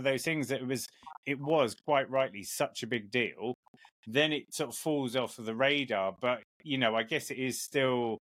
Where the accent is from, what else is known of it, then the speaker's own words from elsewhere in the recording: England, United Kingdom; I'm obviously an Englishman